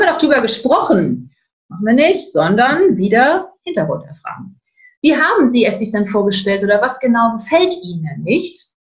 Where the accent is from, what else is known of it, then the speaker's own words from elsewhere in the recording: the North, Northern Germany, Germany; bei uns im Norden